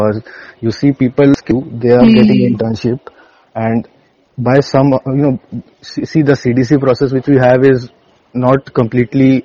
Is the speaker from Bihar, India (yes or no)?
yes; Muzaffarpur, Bihar, India; I am from Muzaffarpur, Bihar